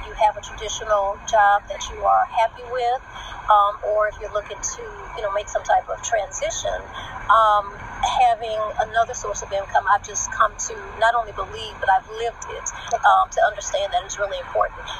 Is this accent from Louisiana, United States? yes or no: yes; New Orleans, Louisiana, United States; moved away as an adult; also born or lived in Baton Rouge, Louisiana; now in North Carolina, United States; I am originally from Baton Rouge, Louisiana, where I was born. Okay. Um, moved to New Orleans with my mom and my sister when I was about three years old, and um, so I lived there until I graduated from high school.